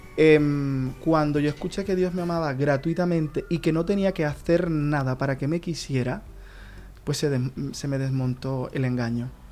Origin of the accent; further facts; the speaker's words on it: Colombia; now in Murcia, Spain; soy colombiano.